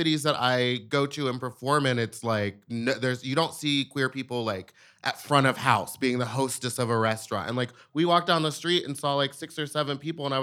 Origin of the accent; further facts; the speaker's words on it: Louisiana, United States; I'm from Louisiana where like biscuits and gravy rules